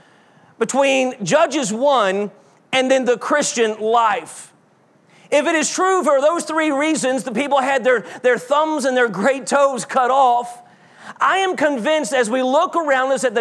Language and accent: English; South Georgia, United States; growing up in South Georgia